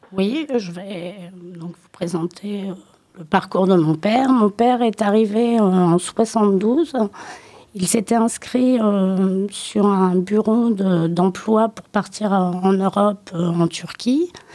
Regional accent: Limoges, Nouvelle-Aquitaine, France; J'ai grandi à Limoges

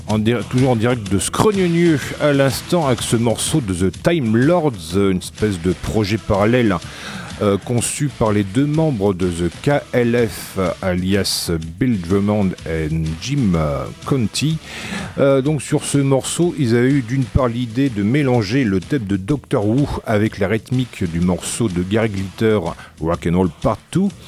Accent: France; accent: Frenchy; mon bel accent Frenchy

